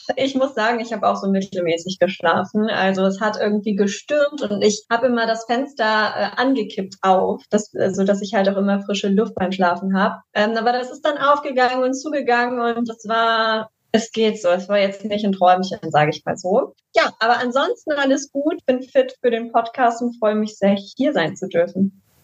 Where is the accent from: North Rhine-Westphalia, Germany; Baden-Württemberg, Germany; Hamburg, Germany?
North Rhine-Westphalia, Germany; Düsseldorf; Und ich komme aus Düsseldorf